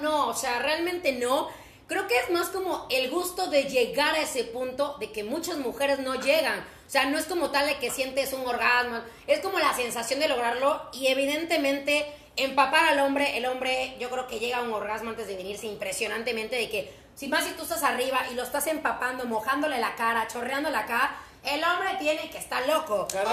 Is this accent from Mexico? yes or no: yes; Cuitláhuac, Veracruz, Mexico; Yo soy exactamente de Cuitla, Veracruz